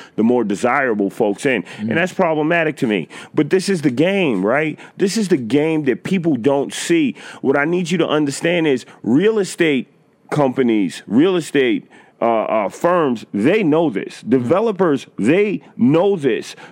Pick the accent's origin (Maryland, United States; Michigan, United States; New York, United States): New York, United States; New York City; I've been in the Bronx since 1977, since I was born.